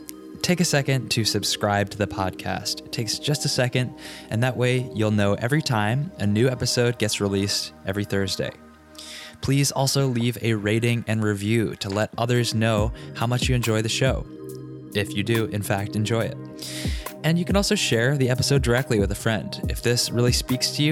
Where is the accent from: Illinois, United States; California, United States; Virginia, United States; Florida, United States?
Virginia, United States; Richmond; the Yoga Dojo in my hometown of Richmond, Virginia